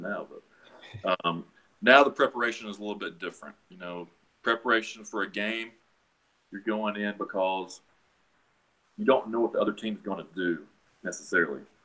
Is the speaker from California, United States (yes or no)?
no; Chattanooga, Tennessee, United States; I'm born and raised in Chattanooga. I've been here 26 years now